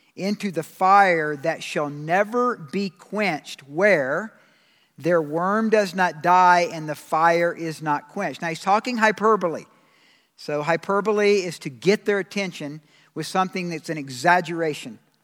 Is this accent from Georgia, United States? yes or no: yes; Georgia, United States; I'm from Georgia